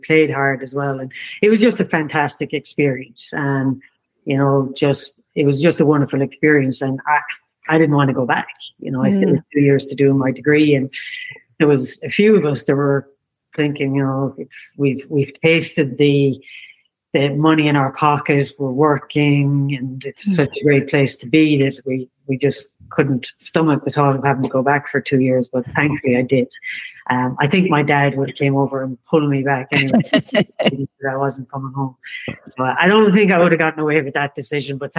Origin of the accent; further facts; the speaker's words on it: County Limerick, Munster, Ireland; I'm from County Limerick, so it's down south.